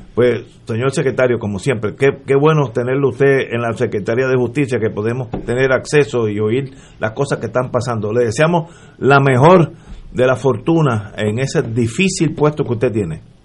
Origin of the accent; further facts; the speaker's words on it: Puerto Rico; como puertorriqueño